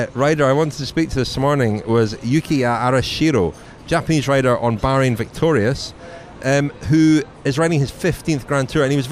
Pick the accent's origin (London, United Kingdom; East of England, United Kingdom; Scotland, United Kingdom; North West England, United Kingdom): Scotland, United Kingdom; us Scots